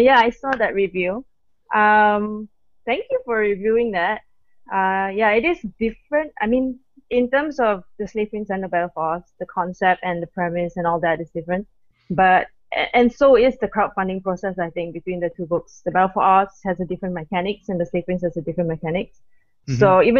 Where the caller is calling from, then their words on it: Malaysia; I'm from Malaysia. It's 7:14 a.m. right now.